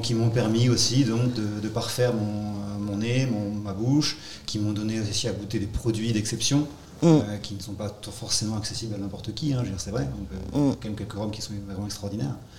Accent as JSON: {"language": "French", "area": "Armagnac", "region": "Occitania", "country": "France", "tie": "born or raised there", "also_born_or_lived": "Normandy", "moved": "as an adult", "lives_now": "Guadeloupe", "said": "je suis issu d'un d'un terroir aussi bien où il y a du calva, et après j'ai grandi dans l'Armagnac."}